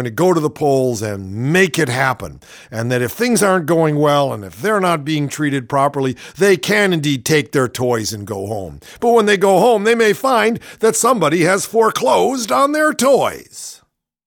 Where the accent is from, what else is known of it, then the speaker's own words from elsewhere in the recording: Cleveland, Ohio, United States; my hometown, Cleveland, my hometown also